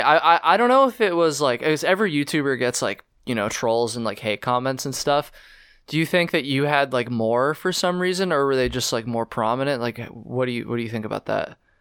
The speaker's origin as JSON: {"language": "English", "region": "Vermont", "country": "United States", "said": "I'm from Vermont"}